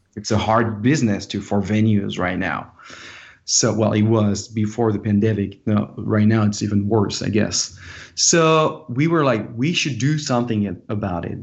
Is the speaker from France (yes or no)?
yes; France; now in Los Angeles, United States; an international band because I'm from France